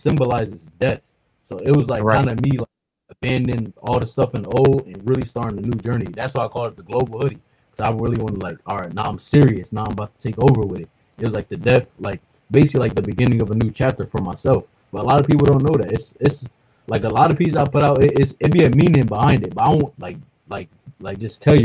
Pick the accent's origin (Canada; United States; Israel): United States; Milwaukee, Wisconsin; now in New Jersey, United States; I'm from Milwaukee, Wisconsin, so like me growing up, I got to see like a lot of the hopscotch on the street